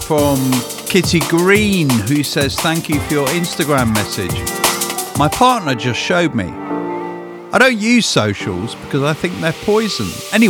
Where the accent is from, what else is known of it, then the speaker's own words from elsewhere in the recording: New Zealand; now in Australia; As a Kiwi living in Australia